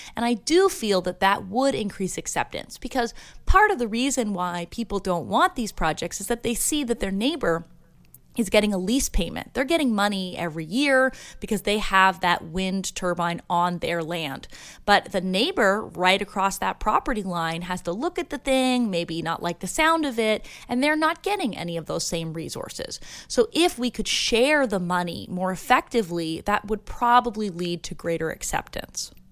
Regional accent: Ontario, Canada; now in Santa Barbara, United States; I'm originally from Ontario, Canada

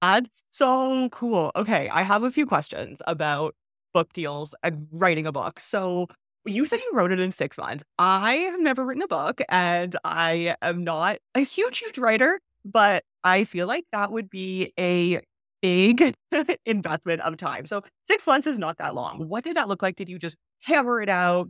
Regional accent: Canada; moved away; I'm from Canada

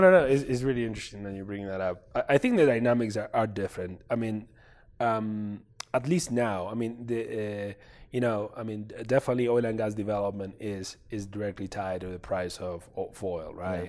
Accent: Mendoza, Argentina; I grew up in Mendoza

